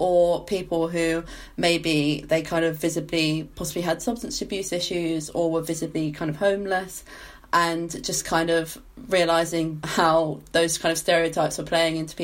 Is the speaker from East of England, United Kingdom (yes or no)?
yes; Essex, East of England, United Kingdom; moved away as an adult; now in Bristol, United Kingdom; I'm from Essex originally